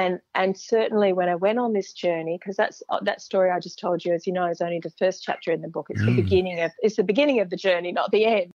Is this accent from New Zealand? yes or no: no; Perth, Western Australia, Australia; I was growing up in Perth, which is a good 3,000 kilometres from the nearest mountains